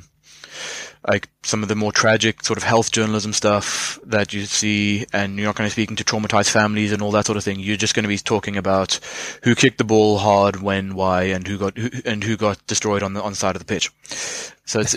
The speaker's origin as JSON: {"language": "English", "town": "Boksburg", "region": "Gauteng", "country": "South Africa", "tie": "born or raised there", "said": "I'm originally from Johannesburg, or small sort of suburb part of it called Boksburg"}